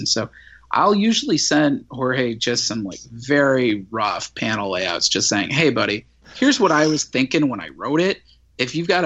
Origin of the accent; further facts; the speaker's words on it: St. Louis, Missouri, United States; I grew up in St. Louis in the 90s.